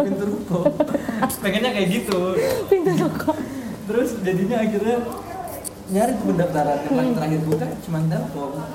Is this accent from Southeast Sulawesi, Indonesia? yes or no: no; Makassar, South Sulawesi, Indonesia; moved away as an adult; also born or lived in Bandung; saya dari Makassar